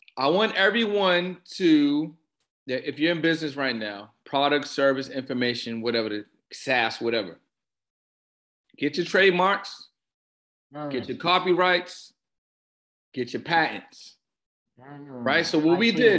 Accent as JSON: {"language": "English", "town": "Boston", "region": "Massachusetts", "country": "United States", "said": "I'm from Boston"}